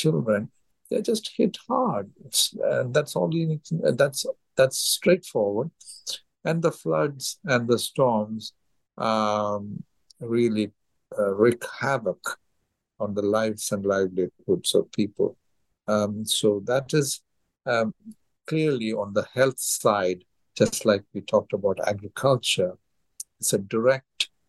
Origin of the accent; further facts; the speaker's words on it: India; moved away; my home state in India